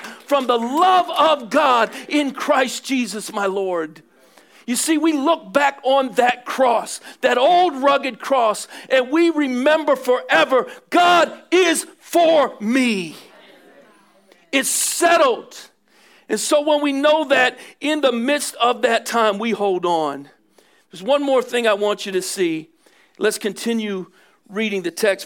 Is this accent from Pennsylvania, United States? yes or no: yes; Philadelphia, Pennsylvania, United States; I'm from Philly